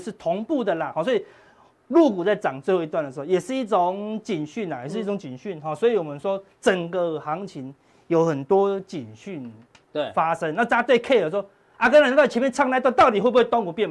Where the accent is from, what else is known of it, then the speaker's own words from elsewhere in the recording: Taiwan; 我们台湾人